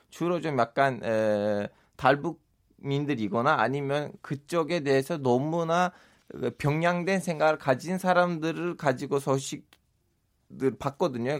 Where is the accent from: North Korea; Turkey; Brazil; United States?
Turkey; Korean is a second language; moved away as an adult; now in South Korea